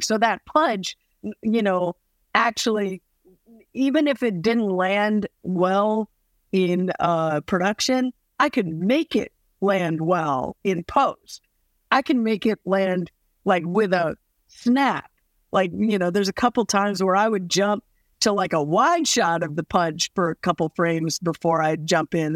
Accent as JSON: {"language": "English", "region": "Midwest", "country": "United States", "tie": "born or raised there", "also_born_or_lived": "the South", "moved": "yes", "said": "I grew up in the Midwest, um, and in the South"}